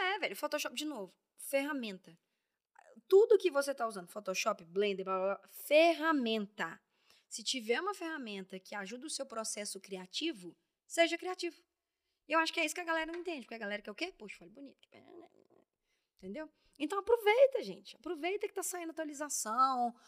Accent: Belo Horizonte, Minas Gerais, Brazil; moved away as an adult; now in São Paulo, Brazil; saí de BH, sapatão, mulher, mineira

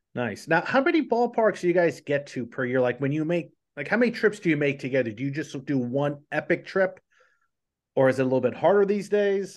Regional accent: Colonia, New Jersey, United States; I grew up in Colonia, New Jersey

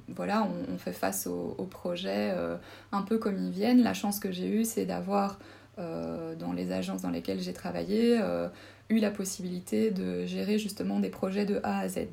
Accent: Charleroi, Wallonia, Belgium; moved away as an adult; also born or lived in Namur / Mons / Brussels; now in Luxembourg City, Luxembourg; je viens euh, personnellement de la région de Charleroi.

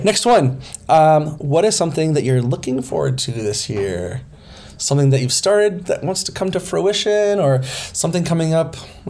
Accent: Minneapolis, Minnesota, United States; I mean, I came from Minneapolis.

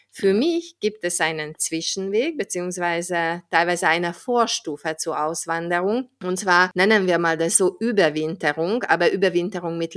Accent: Hungary; wenn ich in meinem Heimatland Ungarn bin

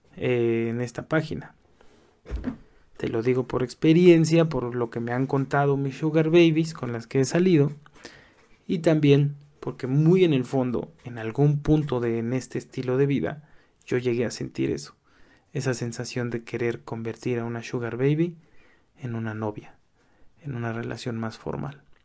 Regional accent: Mexico; accent: Mexican; also born or lived in Mexico City; Soy mexicano, como a lo mejor puedes oír por mi acento

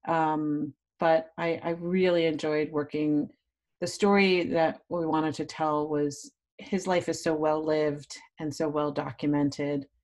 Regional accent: New York City, New York, United States; A Northerner, I'm from New York City.

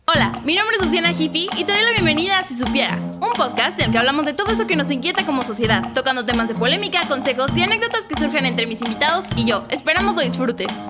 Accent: Mexico City, Mexico; tengo 18 años, soy de la Ciudad de México

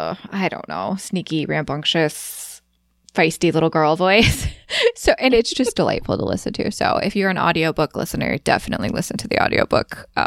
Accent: Midwest, United States; accent: Midwestern; my Midwestern accent

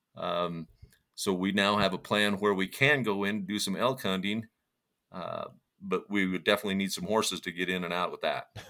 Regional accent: St. George, Utah, United States; now in Price, United States; I grew up there in St. George and lived there for oh probably the first 35 years of my life

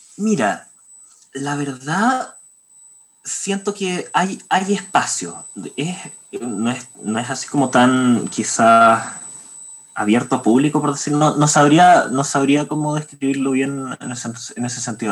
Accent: Santiago, Santiago Metropolitan Region, Chile; soy de aquí de Santiago de Chile

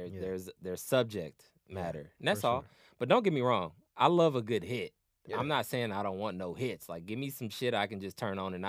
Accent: New Zealand; I'm a Kiwi G.

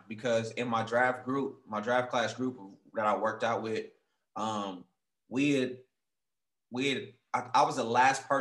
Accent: Oakland, California, United States; moved away; also born or lived in Seattle; I'm from Oakland

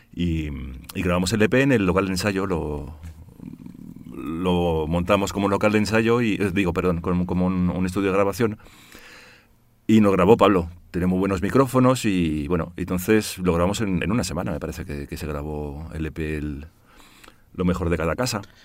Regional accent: Brussels, Brussels-Capital Region, Belgium; moved away as an adult; now in Spain; padre holandés, pero nací en Bruselas y de madre malagueña, de madre ah, española.

